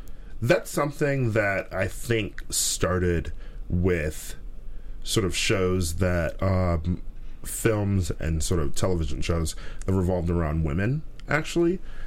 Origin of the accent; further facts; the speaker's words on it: Milwaukee, Wisconsin, United States; I was probably about 5 or so when he was arrested. So, and we lived sort of in that area, too.